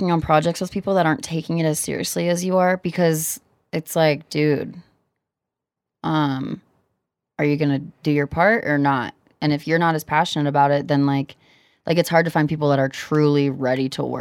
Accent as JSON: {"language": "English", "region": "Kansas", "country": "United States", "said": "I'm from Kansas"}